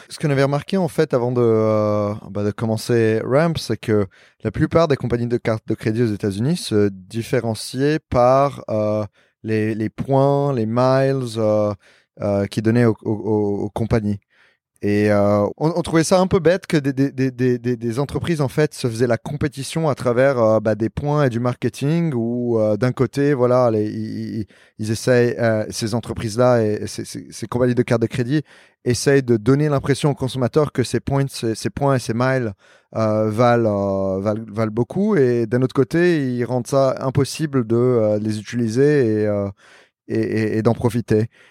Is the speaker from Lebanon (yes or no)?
yes; Lebanon; also born or lived in New York / Paris; now in Miami, United States; je suis libanais